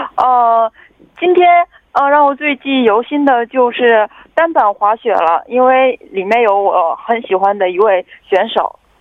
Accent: China; 对我们来自中国的志愿者来说还是挺开心的

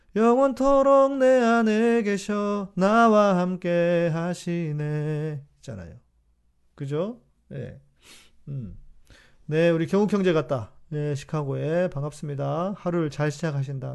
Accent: South Korea; 우리 한국 사람은

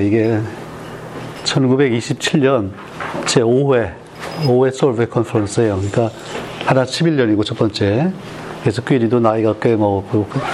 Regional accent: South Korea; 나도 우리 한국 사람 중에 하나니까

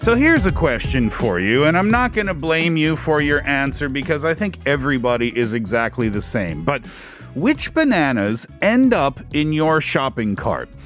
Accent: Canada; now in South Korea; I'm Canadian

